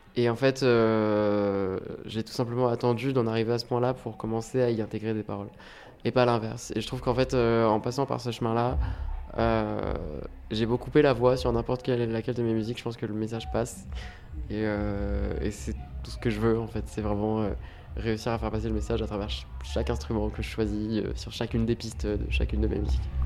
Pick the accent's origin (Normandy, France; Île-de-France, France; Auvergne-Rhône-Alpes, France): Normandy, France; Rouen; je viens de Rouen